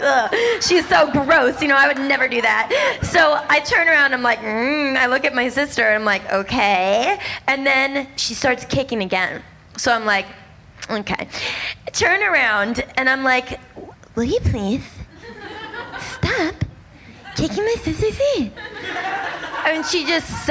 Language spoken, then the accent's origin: English; Boston, Massachusetts, United States; I'm from Boston, and I grew up in a really conservative Jewish household